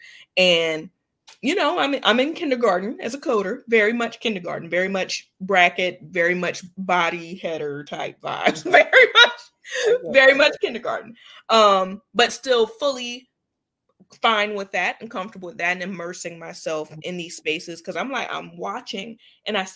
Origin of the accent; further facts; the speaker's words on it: Jacksonville, Florida, United States; Jax Bridges, which is in my hometown